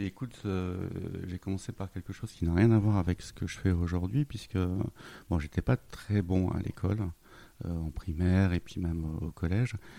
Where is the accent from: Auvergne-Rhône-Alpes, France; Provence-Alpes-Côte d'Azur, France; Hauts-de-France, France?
Hauts-de-France, France; Lille; moved away; je suis originaire de Lille